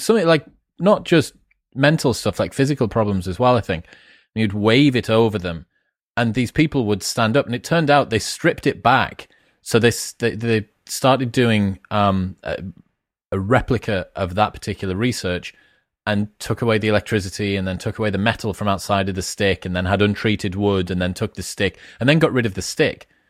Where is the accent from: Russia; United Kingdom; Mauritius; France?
United Kingdom; Newcastle upon Tyne, North East England; I grew up in Newcastle with the Geordie Shaw phenomenon